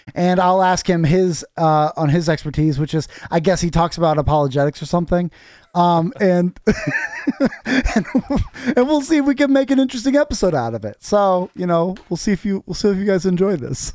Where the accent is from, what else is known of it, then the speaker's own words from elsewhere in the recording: North Osceola, Iowa, United States; I grew up in North Osceola